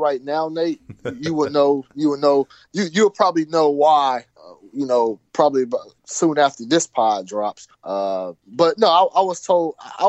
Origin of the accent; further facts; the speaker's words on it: Fresno, California, United States; we're both from Fresno, California